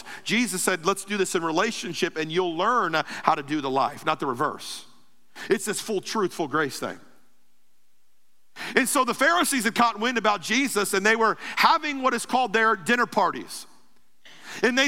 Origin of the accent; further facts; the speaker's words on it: Ruskin, Florida, United States; I'm from Ruskin